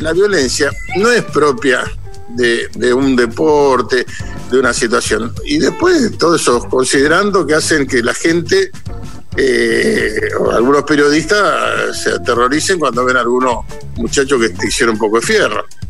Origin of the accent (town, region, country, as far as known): Argentina